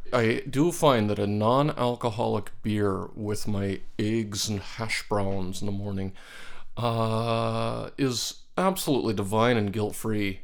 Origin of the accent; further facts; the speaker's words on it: New Mexico, United States; I grew up in Nuevo Mexico, there are ponderosa pine trees